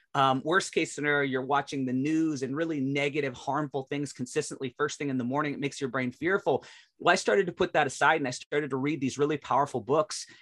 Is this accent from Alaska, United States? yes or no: yes; Alaska, United States; I was born in Alaska